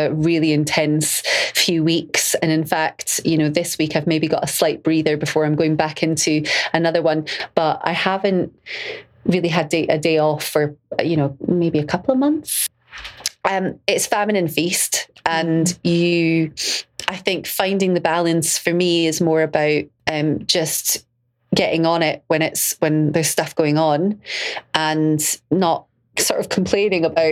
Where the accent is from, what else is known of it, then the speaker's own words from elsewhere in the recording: Glasgow, Scotland, United Kingdom; being Glaswegian or being Scottish